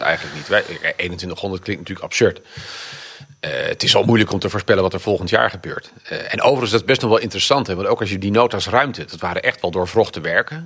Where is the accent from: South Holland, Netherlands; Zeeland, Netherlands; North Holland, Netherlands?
Zeeland, Netherlands; now in Rotterdam, Netherlands; ik ben van geboorte, ben ik Zeeuw